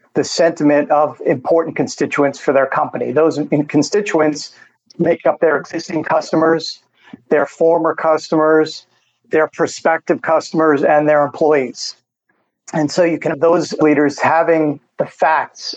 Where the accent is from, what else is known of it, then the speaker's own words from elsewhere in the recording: New York, United States; moved away as an adult; also born or lived in San Francisco, California; now in Phoenix, United States; I grew up in New York, made my way to California, worked in San Francisco for a few years, then back to New York, and then ultimately to here to Phoenix, Arizona